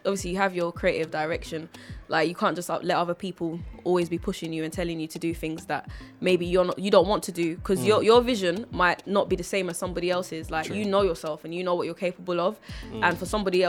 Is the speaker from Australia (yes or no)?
no; Jamaica; I'm actually from Jamaica.